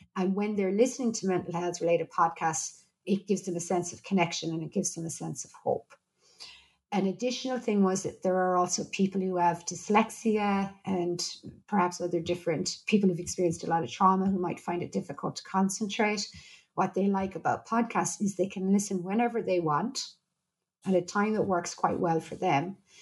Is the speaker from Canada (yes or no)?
no; Ireland; I'm Irish